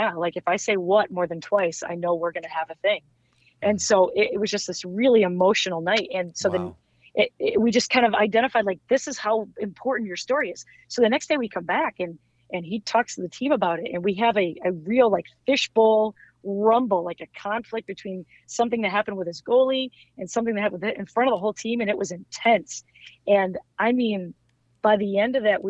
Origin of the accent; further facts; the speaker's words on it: Midwest, United States; I'm from the Midwest.